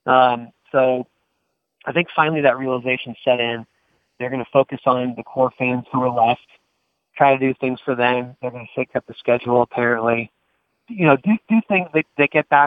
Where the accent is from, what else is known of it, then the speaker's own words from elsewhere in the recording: Northern California, United States; moved away as an adult; also born or lived in Rocky Mount, North Carolina; I grew up in Northern California, so we didn't have any NASCAR exposure